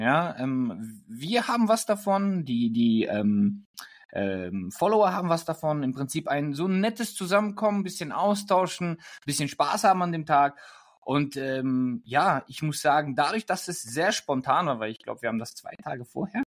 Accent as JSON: {"language": "German", "country": "Germany", "said": "Wien ist wirklich schön, aber ich bin doch ein Deutscher, immer noch."}